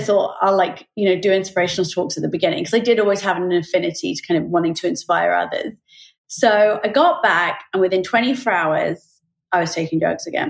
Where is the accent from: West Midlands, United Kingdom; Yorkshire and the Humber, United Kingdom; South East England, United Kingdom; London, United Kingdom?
South East England, United Kingdom; Oxford; I grew up in Oxford in the UK